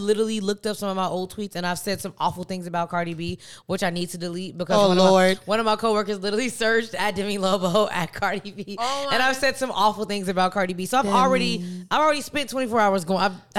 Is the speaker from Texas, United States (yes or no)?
no; Chicago, Illinois, United States; also born or lived in Fairfield, California; So I was born in California, but I was raised in Chicago. On Wild Hundreds in Chicago